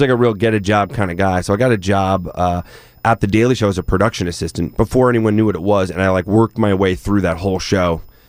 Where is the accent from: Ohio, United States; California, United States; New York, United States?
New York, United States; Rockville Centre; I'm from Long Island, Raffles Center, New York.